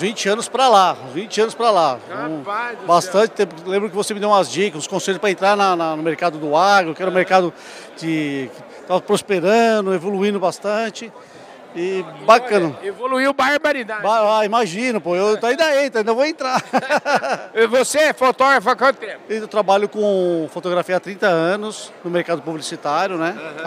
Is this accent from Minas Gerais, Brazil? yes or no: no; Ribeirão Preto, São Paulo, Brazil; now in São Paulo, Brazil; Eu sou do de Ribeirão Preto, ah, tá. mas moro aqui em São Paulo amanhã desde tempo.